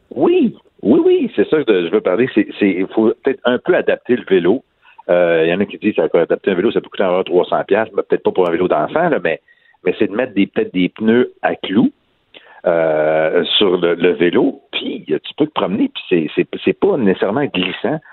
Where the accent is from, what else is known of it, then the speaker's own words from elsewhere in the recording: Trois-Rivières, Quebec, Canada; je viens de Trois-Rivières